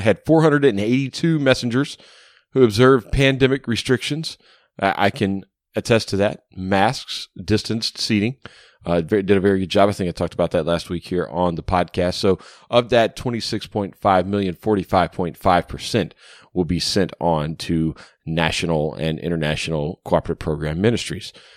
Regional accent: Louisiana, United States; down in my home state, God's country, Louisiana.

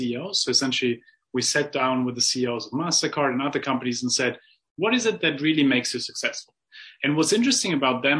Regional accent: Germany; I grew up in Germany

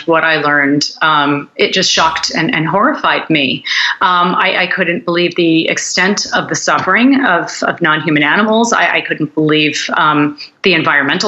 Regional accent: United States; I grew up in the United States

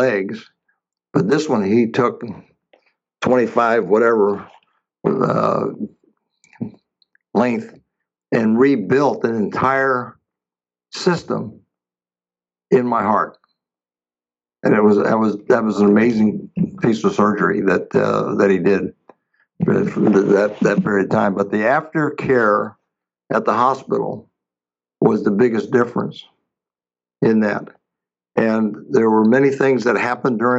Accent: Fresno, California, United States; also born or lived in Los Angeles; I actually moved back to Fresno, California, my hometown, where my kids and grandkids are

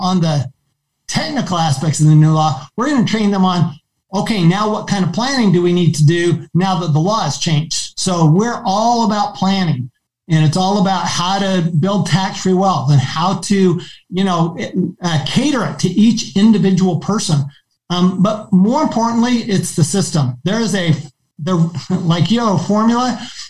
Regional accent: Arizona, United States; Arizona, my home state

